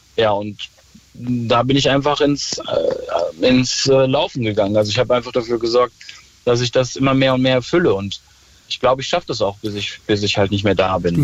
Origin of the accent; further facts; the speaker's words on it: Ruhr area, North Rhine-Westphalia, Germany; ich komme aus dem Ruhrpott